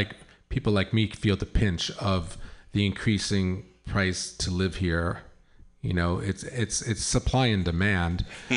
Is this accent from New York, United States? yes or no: yes; New York and Long Island, United States; now in San Francisco, United States; since I've moved to San Francisco, I'm from New York and Long Island.